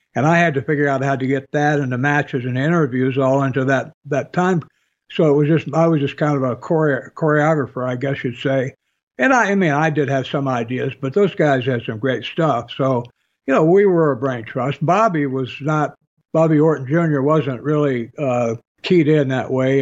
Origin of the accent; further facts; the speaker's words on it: Michigan, United States; moved away as an adult; I grew up in Michigan, you know, and I walked to school in seventh and eighth grade in the snow.